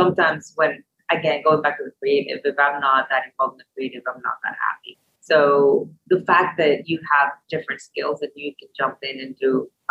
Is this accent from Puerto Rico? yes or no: yes; Puerto Rico; now in Louisville, United States; Louisville is my home. I am from Puerto Rico.